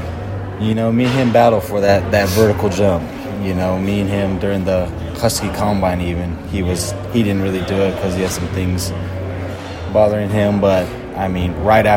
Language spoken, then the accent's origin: English; California, United States; moved away as an adult; now in Seattle, United States; I'm from California where it's hot all the time